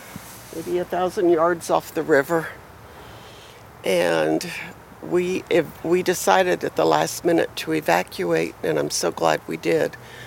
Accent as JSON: {"language": "English", "town": "Miami", "region": "Florida", "country": "United States", "tie": "born or raised there", "lives_now": "Fort Myers, United States", "said": "I was born and raised. I'm from Miami originally, so I've been in hurricanes all my life."}